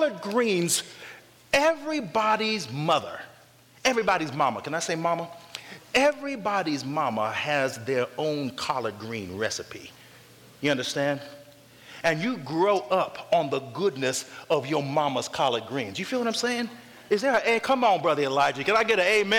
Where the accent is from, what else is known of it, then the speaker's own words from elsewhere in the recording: North Carolina, United States; moved away; also born or lived in Loma Linda, California; I grew up in North Carolina, okay, where collard greens are a staple. And when I moved to the West Coast